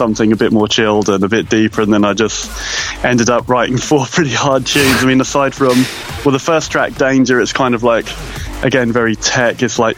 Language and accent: English; Brighton, South East England, United Kingdom; Brighton, which is my hometown